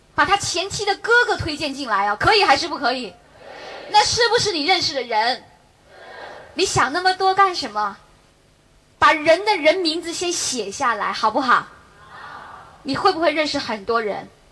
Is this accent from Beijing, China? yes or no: yes; Beijing, China; 我也是北京人